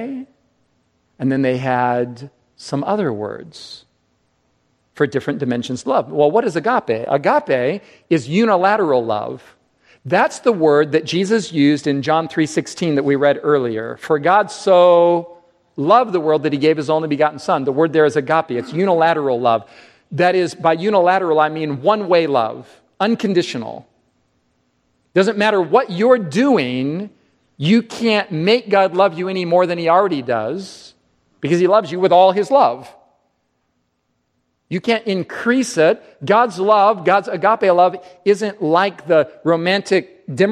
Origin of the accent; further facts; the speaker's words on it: United States; We as English-speaking Americans